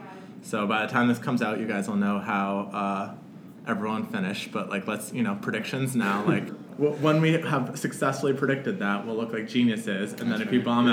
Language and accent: English; Boston, Massachusetts, United States; I grew up in Boston